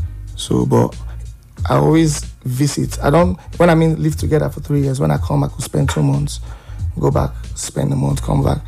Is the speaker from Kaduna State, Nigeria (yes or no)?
yes; Kaduna, Kaduna State, Nigeria; I grew up in Kaduna.